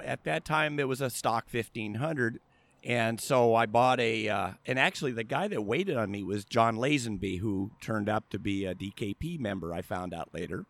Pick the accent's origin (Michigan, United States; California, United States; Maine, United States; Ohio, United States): California, United States; La Habra; I grew up in La Habra, which is about twenty miles from here